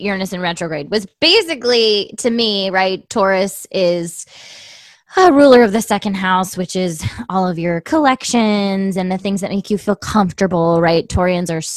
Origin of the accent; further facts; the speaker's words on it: Tucson, Arizona, United States; moved away; I love my hometown